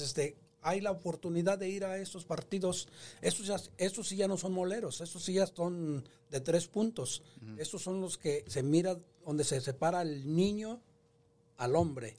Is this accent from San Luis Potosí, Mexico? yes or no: yes; San Nicolás Tolentino, San Luis Potosí, Mexico; moved away; soy este 100% mexicano pero más que nada un orgullo ser del estado de San Luis Potosí. El pueblo donde yo em, nací se llama San Nicolás Tolentino